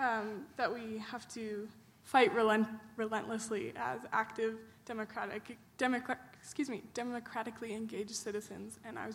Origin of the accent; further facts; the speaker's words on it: Boulder, Colorado, United States; I'm from Boulder, Colorado.